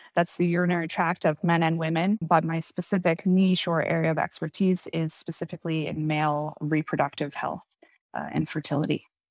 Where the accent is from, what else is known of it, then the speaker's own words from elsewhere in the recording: East Coast of Canada, Canada; moved away as an adult; also born or lived in Halifax, Nova Scotia / Alberta / Toronto; I'm from the East Coast of Canada originally